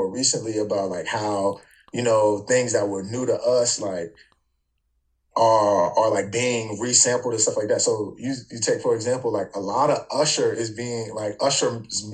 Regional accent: Newport News, Virginia, United States; my childhood coming up, I'm originally from Newport News, VA. I'm from downtown

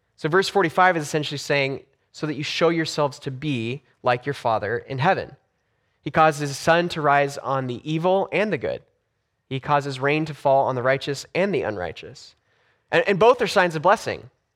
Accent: Los Angeles, California, United States; moved away; when I grew up in Los Angeles. So I grew up in, in Southern California, about two miles from the beach.

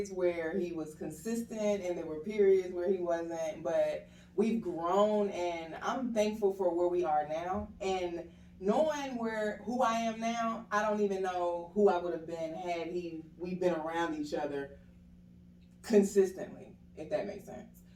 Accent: Atlanta, Georgia, United States; also born or lived in Harrisburg, Pennsylvania; I am 32 years old. I'm originally from, I was born in Harrisburg, Pennsylvania, but I was raised in Atlanta been here since the fourth grade, and I don't think I'm going nowhere.

